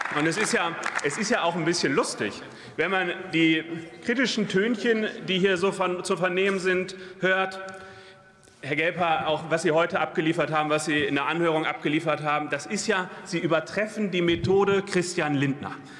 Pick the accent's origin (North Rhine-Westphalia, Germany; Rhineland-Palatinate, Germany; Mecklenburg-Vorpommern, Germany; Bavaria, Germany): North Rhine-Westphalia, Germany; Lüdenscheid; bei mir in meiner Heimat, in Lüdenscheid, im Sauerland